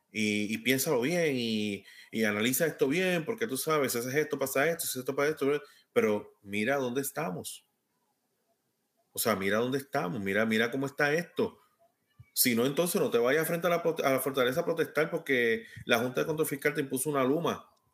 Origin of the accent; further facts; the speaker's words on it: Puerto Rico; soy puertorriqueño.